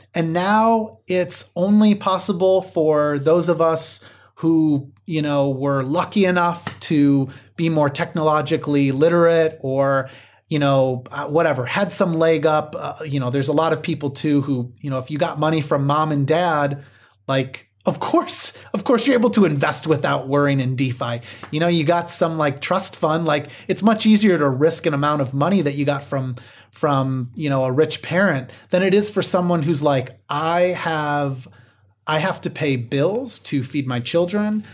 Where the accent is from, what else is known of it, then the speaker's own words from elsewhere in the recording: Midwest, United States; I grew up in the Midwest